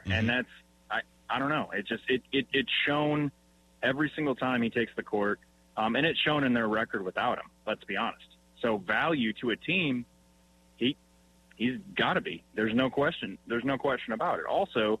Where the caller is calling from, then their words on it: Windsor, Wisconsin, United States; We're going to have to change my name because